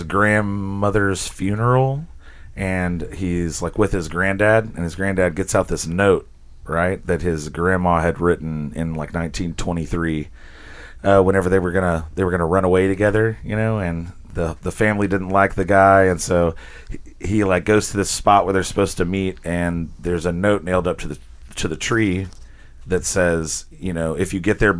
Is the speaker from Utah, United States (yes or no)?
no; Azle, Texas, United States; moved away as an adult; now in Fort Worth, United States; I grew up in Azle